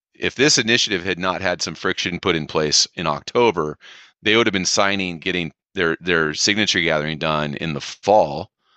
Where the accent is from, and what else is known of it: California, United States